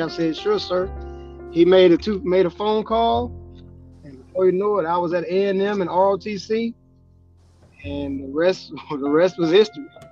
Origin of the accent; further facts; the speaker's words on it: Spartanburg, South Carolina, United States; now in West Kentucky, United States; I'm from South Carolina, Spartanburg, South Carolina